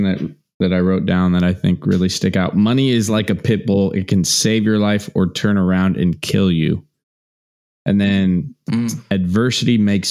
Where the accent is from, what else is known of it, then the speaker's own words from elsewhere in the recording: Midwest, United States; I was raised in Midwest humble roots.